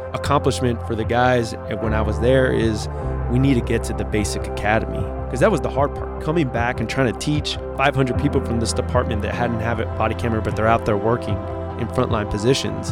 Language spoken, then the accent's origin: English; Miami, Florida, United States; we moved to Miami. And, uh, that's where we grew up.